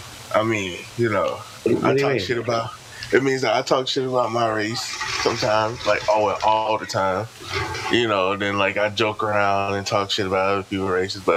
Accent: Italy; born there; Like I wasn't born in the U.S. I was born in Italy.

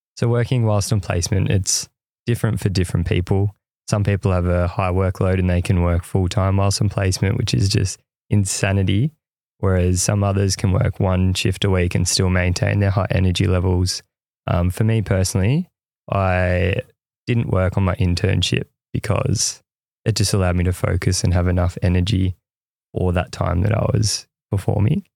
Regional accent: Ocean Grove, Victoria, Australia; I grew up in Ocean Grove, which is a coastal town around one and a half hours away from Melbourne.

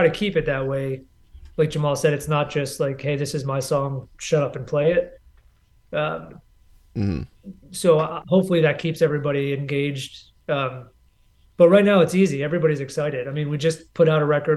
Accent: New Jersey, United States; moved away; I'm from New Jersey originally

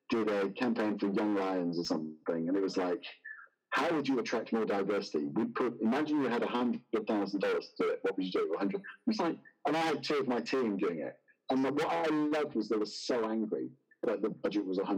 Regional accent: United Kingdom; moved away as an adult; also born or lived in Oxford / United States; I'm British and lived in Oxford.

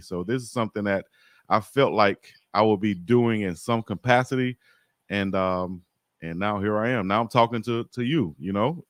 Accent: Selma, Alabama, United States; moved away as an adult; also born or lived in Birmingham, Alabama / Austria; I'm from Selma

